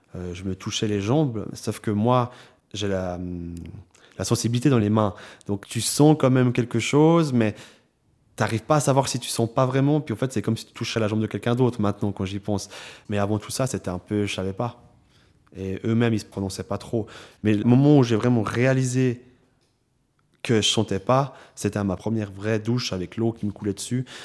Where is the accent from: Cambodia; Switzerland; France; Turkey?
Switzerland; Lausanne, Vaud; j'ai grandi à Lausanne